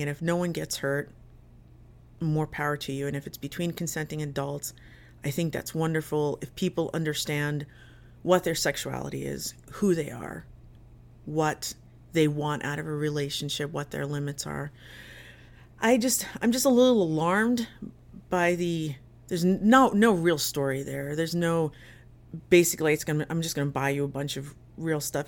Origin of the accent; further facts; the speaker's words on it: Jersey City, New Jersey, United States; I grew up in Jersey City, in New Jersey